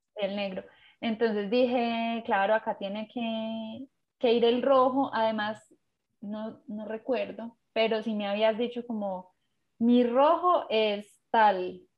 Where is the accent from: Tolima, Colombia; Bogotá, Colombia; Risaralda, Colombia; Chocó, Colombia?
Risaralda, Colombia; Pereira; soy de Colombia, de Pereira